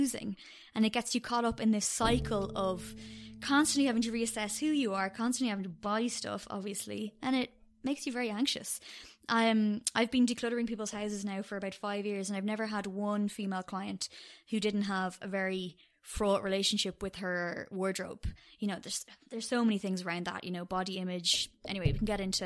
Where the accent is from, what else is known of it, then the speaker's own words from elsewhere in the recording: Dublin, Leinster, Ireland; also born or lived in Cork / London; I was born in Cork, but I've lived in Dublin since I was 8